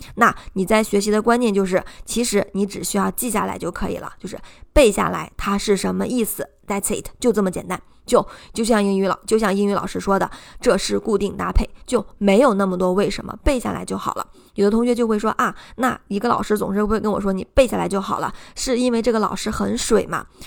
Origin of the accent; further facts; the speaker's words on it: China; 这是我们中国人特别容易忽略的地方